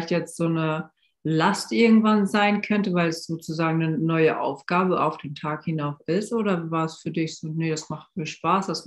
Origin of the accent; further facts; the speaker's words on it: Hamburg, Germany; now in Koblenz, Germany; ich bin aus Hamburg hier nach Koblenz gezogen